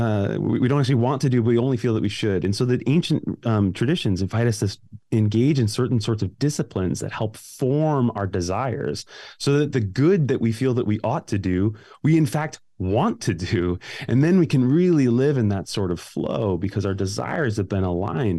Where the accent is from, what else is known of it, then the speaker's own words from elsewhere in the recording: Glenview, Illinois, United States; moved away; I grew up in Glenview